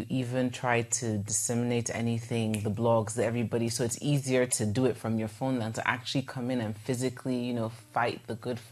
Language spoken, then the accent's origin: English; Igbo part of Nigeria, South East Nigeria, Nigeria; I'm from the Igbo part of Nigeria. So we do refer to ourselves as the Easterners